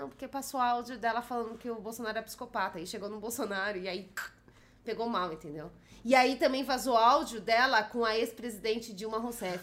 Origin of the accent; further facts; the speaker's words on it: São Paulo, Brazil; eu sou paulista, eu sempre vivi em São Paulo